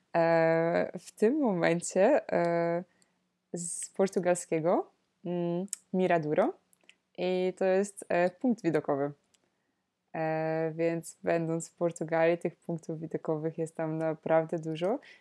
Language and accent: Polish; Poland; moved away as an adult; also born or lived in Netherlands; wróciłam do Polski